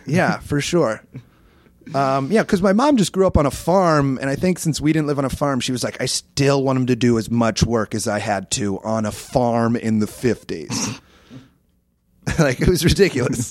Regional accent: Iowa, United States; moved away; I grew up in Iowa

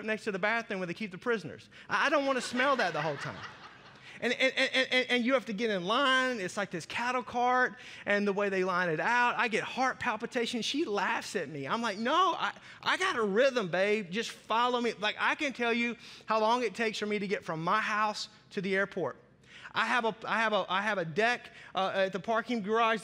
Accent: Arkansas, United States; I grew up in Arkansas

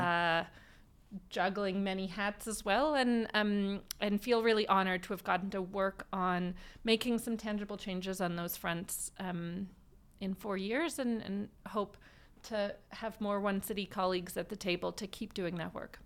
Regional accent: Vancouver, British Columbia, Canada; I, uh, was born and raised in Vancouver, um, and have lived here most of my life

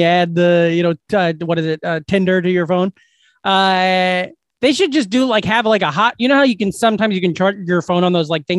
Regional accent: Glenwood, Iowa, United States; I go to my hometown. I go to Glenwood.

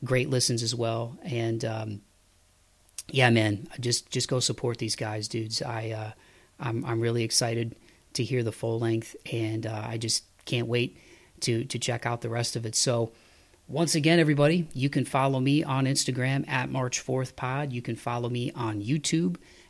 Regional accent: Toledo, Ohio, United States; now in Nashville, United States; my hometown of Toledo, Ohio

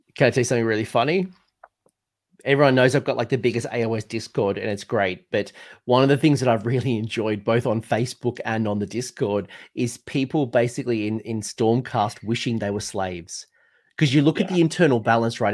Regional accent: United Kingdom; as a Brit

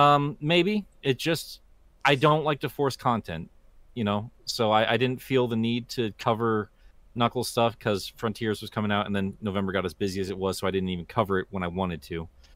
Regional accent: United States; OzJam, I'm American.

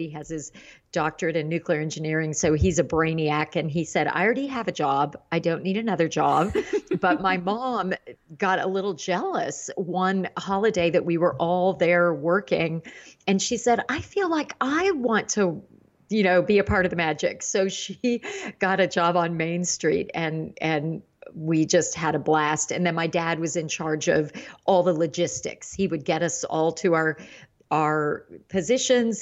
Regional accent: Indiana and Ohio, Midwest, United States; I grew up in the Midwest, Indiana and Ohio, and that area

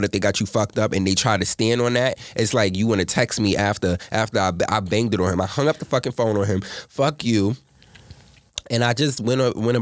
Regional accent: New York City, New York, United States; moved away as an adult; now in Atlanta, United States; I'm not from Atlanta. I'm from Harlem, New York City to be exact

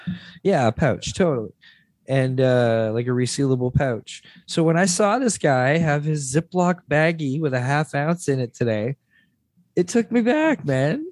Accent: Mississauga, Ontario, Canada; also born or lived in St. Catharines, Ontario; eight or nine is when I first moved to Mississauga

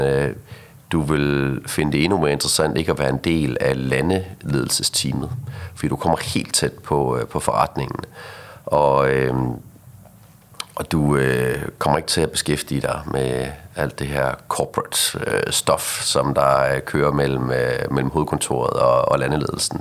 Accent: Aarhus, Central Denmark Region, Denmark; accent: Aarhus dialect; now in Copenhagen, Denmark; jeg flyttede til, til København i sin tid fra, fra Aarhus af, som du sikkert kan høre på min, øh, øh på min dialekt her

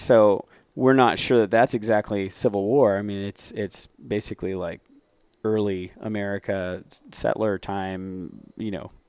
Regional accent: Phoenix, Arizona, United States; we're from Phoenix

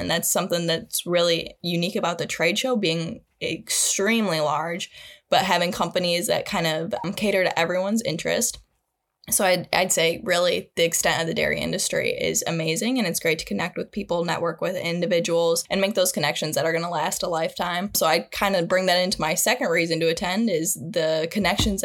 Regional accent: Mason, Michigan, United States; I'm originally from Mason, Michigan, where I grew up on kind of a small hobby farm

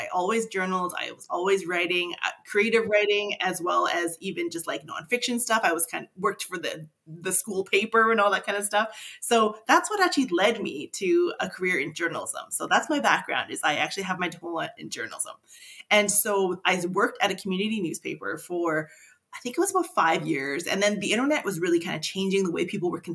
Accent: Grande Prairie, Alberta, Canada; I was born and raised in Grand Prairie

